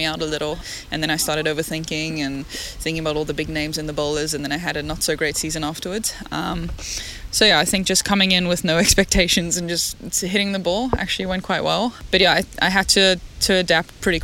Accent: Cape Town, Western Cape, South Africa; I come from Bloburg in Cape Town. So we live on the beach, Molniton side, very nice, sunny. I went to school in Parklands College.

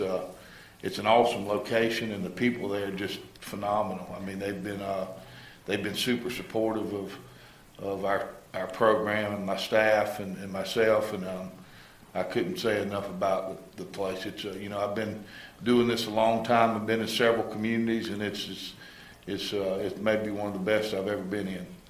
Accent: Melrose, Florida, United States; also born or lived in Gainesville, Florida; raised in a little town um, east of here, Melrose, out kind of between Melrose and Hawthorne

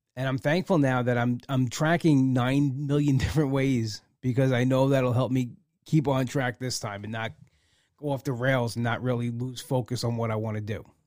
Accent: United States; as an American

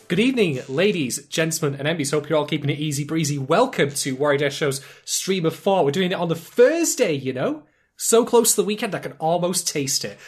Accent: United Kingdom; accent: British; I'm in Britain. You know, in case you hadn't gathered that already from various clues, such as my accent

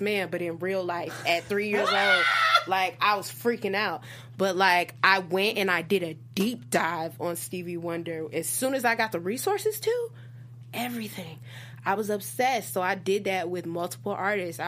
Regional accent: Detroit, Michigan, United States; moved away; I'm from a musical family. I'm from Detroit, Michigan, initially

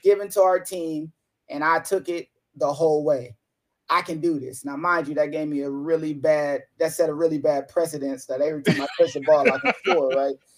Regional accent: Toledo, Ohio, United States; moved away as an adult; my hometown, Toledo, Ohio

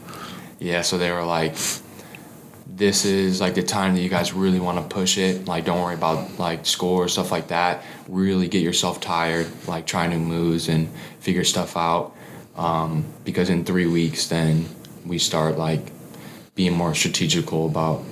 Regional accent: Tinley Park, Illinois, United States; I'm from Tinley Park

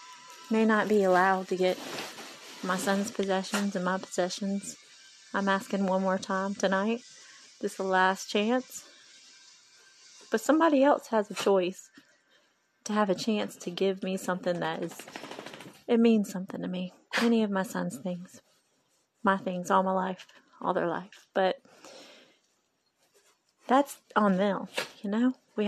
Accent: Japan; born there; I was born in Japan

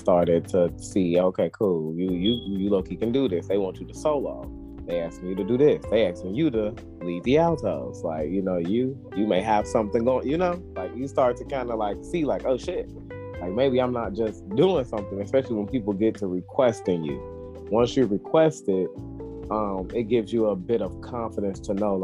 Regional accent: Harvey, United States; I coached the little league team that we had in Harvey, which was my hometown

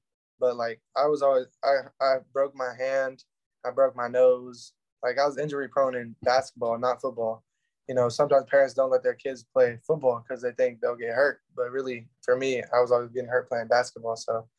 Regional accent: Denton, Texas, United States; I'm from Denton, Texas. That's where I say I'm from, but I'm from a couple different areas in Texas. We bounced around a little bit growing up.

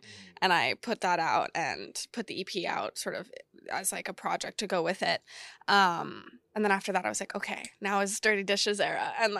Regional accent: Texas, United States; I'm from Texas and I do this stuff

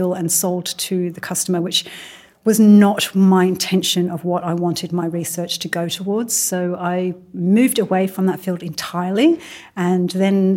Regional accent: Midlands, United Kingdom; also born or lived in Birmingham; now in Mullumbimby, Australia; I grew up in England. I grew up in the Midlands.

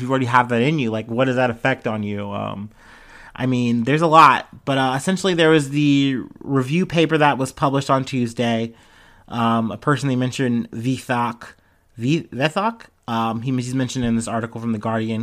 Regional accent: Cincinnati, Ohio, United States; I'm from Cincinnati.

